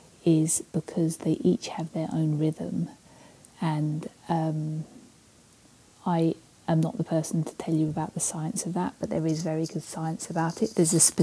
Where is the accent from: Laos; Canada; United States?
Canada; now in Victoria, Canada; For those of you who don't know me, I am Canadian despite this accent.